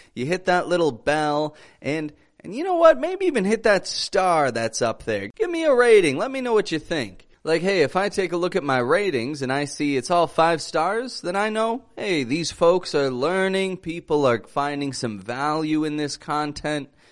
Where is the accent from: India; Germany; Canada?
Canada; now in Mexico; I come from Canada. I live in the great country of Mexico